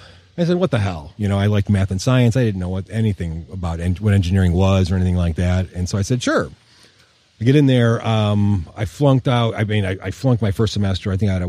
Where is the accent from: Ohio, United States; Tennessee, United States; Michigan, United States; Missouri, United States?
Michigan, United States; Westland; we grew up in City Westland, really in the shadow of the hood.